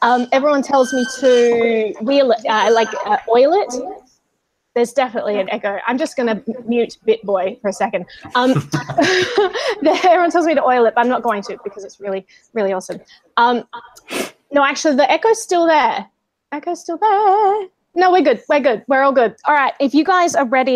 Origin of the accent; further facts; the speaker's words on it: Australia; now in New York, United States; I'm Australian